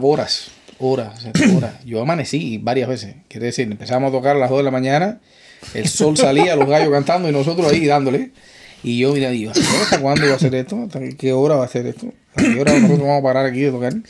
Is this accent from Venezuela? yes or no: no; Cuba; moved away as an adult; also born or lived in Spain; now in New York, United States; Yo salí de Cuba en 2004